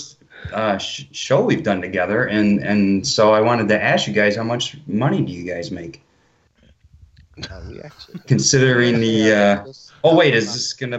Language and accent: English; Detroit, Michigan, United States; So I've lived in Michigan my whole life, born and raised in Detroit, and then moved out, you know, further away from the city.